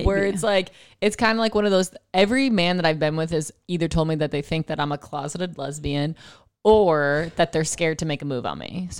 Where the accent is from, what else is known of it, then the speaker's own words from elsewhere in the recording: East Coast, United States; I love lacrosse because I'm from East Coast. If you're East Coast, you know lacrosse is what's up.